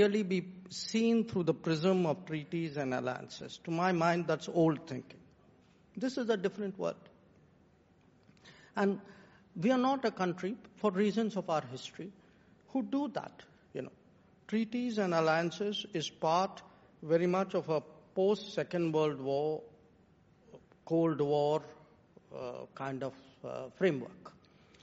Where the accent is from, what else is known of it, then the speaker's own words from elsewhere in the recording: India; I am today an Indian